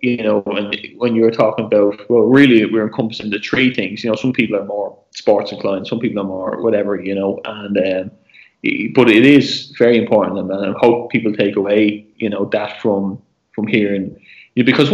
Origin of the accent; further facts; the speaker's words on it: Ireland; As an Irish person